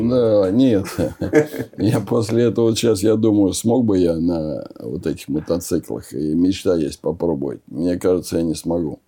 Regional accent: Oryol, Oryol Oblast, Russia; moved away; also born or lived in Moscow; я из Орла попал э, в этот большой город, в Москву

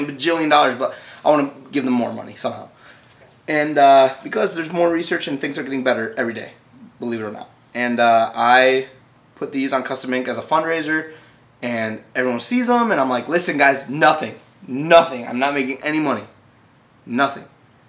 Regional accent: Cleveland, Ohio, United States; I'm from Cleveland, baby. But that's not the best place I've been for tour. It's not the best place. I love Cleveland. It's my home.

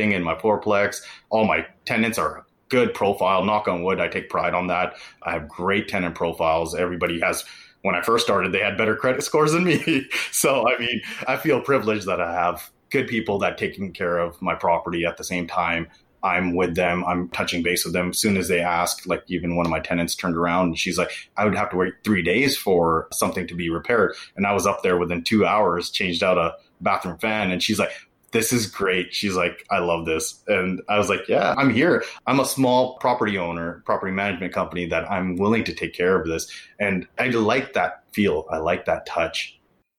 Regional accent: Vancouver, British Columbia, Canada; also born or lived in Bay Area; now in Seattle, United States; I was born and raised in Canada, and all my family lives just north of Seattle, so in Vancouver, Canada.

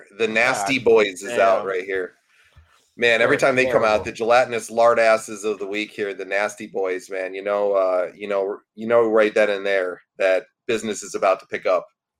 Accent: Binghamton, New York, United States; my hometown of Binghamton

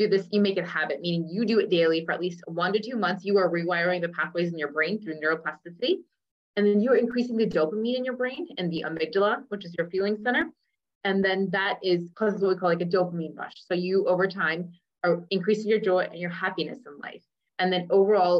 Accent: Cincinnati, Ohio, United States; first language English; I'm like, Ohio. And I go, it's a city, Cincinnati.

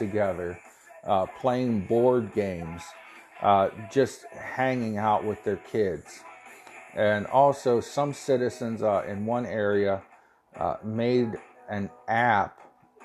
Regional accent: United States; I'm an American

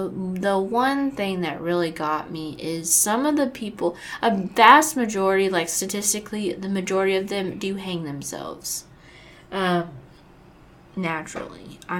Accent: Florida, United States; I do, because obviously I'm from Florida

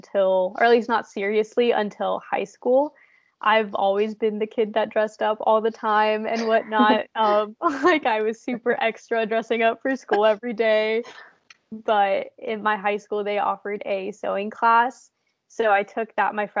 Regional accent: Indiana, United States; I'm from Indiana, so there's really never anything fun here

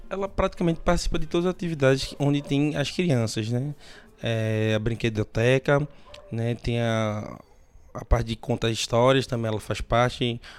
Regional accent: Águas Compridas, Pernambuco, Brazil; Sou, sou de Águas Compridas.

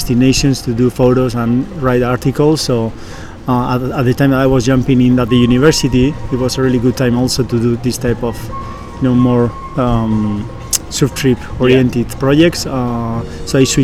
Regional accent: Basque Country, Spain; moved away as an adult; now in Austin, United States; I'm from the Basque country in Spain

